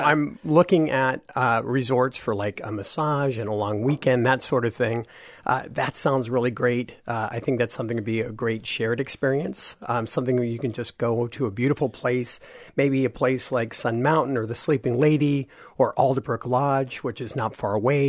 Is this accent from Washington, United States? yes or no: yes; Washington, United States; I'm from Washington State